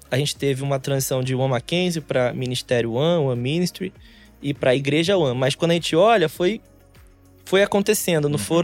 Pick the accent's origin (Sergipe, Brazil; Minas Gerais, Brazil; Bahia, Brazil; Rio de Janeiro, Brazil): Rio de Janeiro, Brazil; Eu sou carioca, uhum.